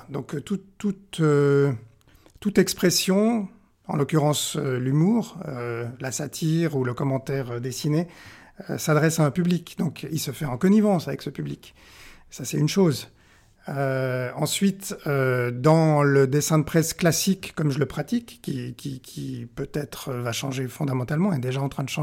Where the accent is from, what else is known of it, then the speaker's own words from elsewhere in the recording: Pakistan; born there; Moi, je suis né au Pakistan.